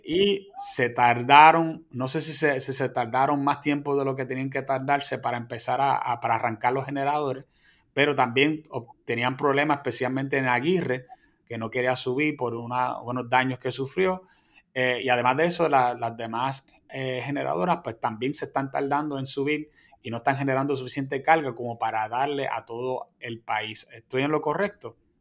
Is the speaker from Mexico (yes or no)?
no; Puerto Rico